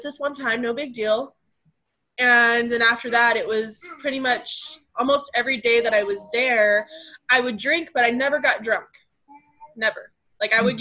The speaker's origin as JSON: {"language": "English", "town": "Abilene", "region": "Texas", "country": "United States", "also_born_or_lived": "Amarillo, Texas", "said": "we're from Abilene, Texas, and then we ended up living in the same city of Amarillo, Texas"}